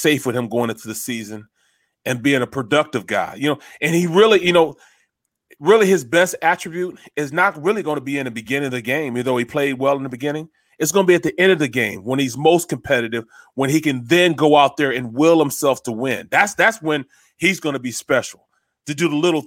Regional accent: St. Louis, Missouri, United States; I grew up a Chicago Bears fan, and I'm from St. Louis

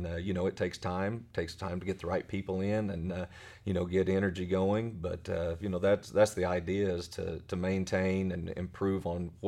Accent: Weatherford, Oklahoma, United States; born there; also born or lived in Blanchard / Tecumseh / Elk City / Wichita; So I was born in Weatherford. Then my dad was a high school football coach. And we've lived in Blanchard, Tecumseh, Elk City.

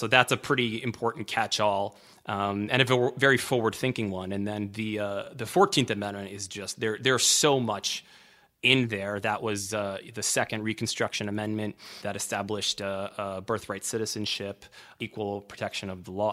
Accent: Washington, District of Columbia, United States; I grew up in Washington, D C

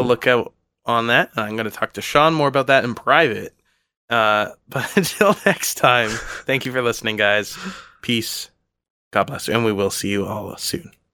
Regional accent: Canada; I was from Canada

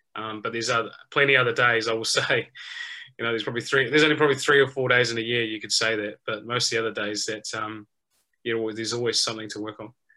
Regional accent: New Zealand; as a young kid growing up in New Zealand

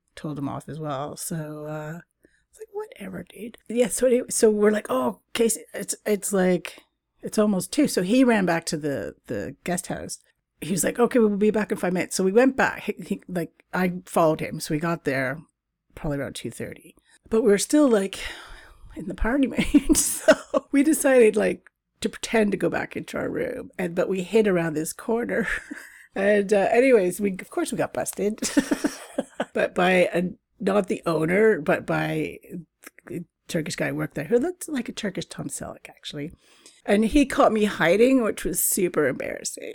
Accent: Canada; moved away; also born or lived in Britain; Canada, my fellow Canucks

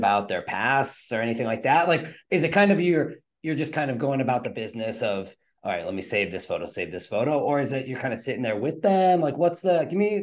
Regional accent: Northeast, United States; I grew up in the Northeast

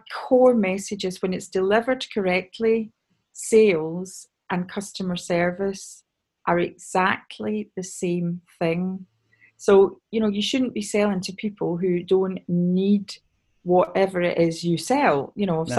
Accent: Scotland, United Kingdom; I'm obviously Scottish

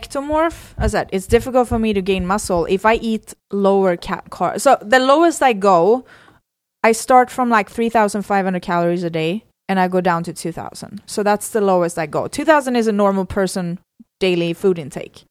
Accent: Sweden; moved away; I come from Sweden. We have a whole different mentality

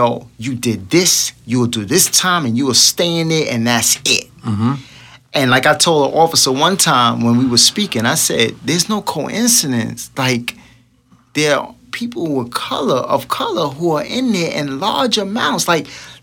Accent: New York City, New York, United States; I'm just from Brooklyn.

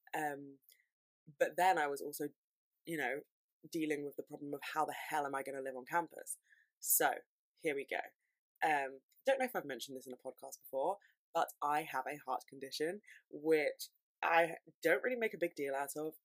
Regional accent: London, United Kingdom; I'm from London

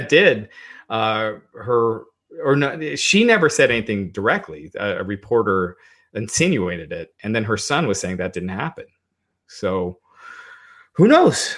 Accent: United States; I was born in the States, but I'm, I'm of Indian descent

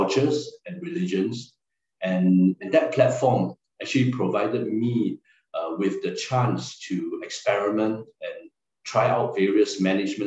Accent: Singapore; moved away as an adult; also born or lived in Chongqing, China; I'm a Singaporean Chinese and I spoke Mandarin

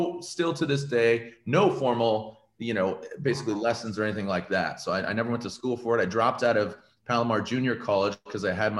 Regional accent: Poway, California, United States; also born or lived in Cupertino, California / Arizona; now in Riverside, United States; I was born in Northern California. Parents divorced when I was 7. So figure second grade. And so moved from Cupertino, which a small little company called Apple was there. And then moved to San Diego and then grew up in Poway

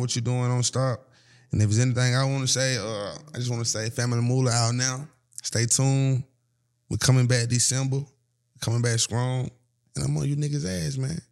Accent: Atlanta, Georgia, United States; I'm from Atlanta

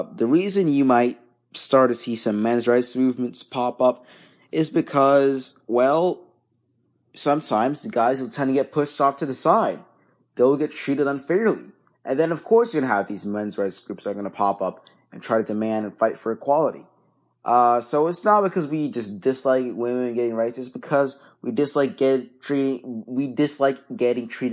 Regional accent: Dhaka, Dhaka Division, Bangladesh; now in United States; I don't live there. I live in the U.S., but I was born in Bangladesh. I was born in Dhaka, Bangladesh.

